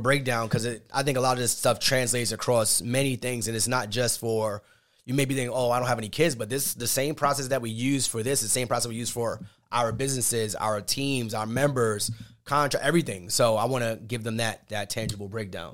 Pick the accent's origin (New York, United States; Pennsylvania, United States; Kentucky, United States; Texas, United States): New York, United States; we're from New York